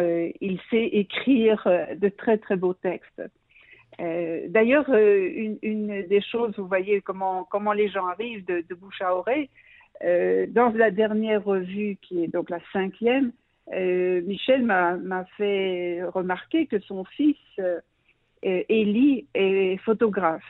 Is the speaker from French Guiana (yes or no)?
no; Brussels, Brussels-Capital Region, Belgium; moved away as an adult; now in Israel; Je suis née en Belgique, à Bruxelles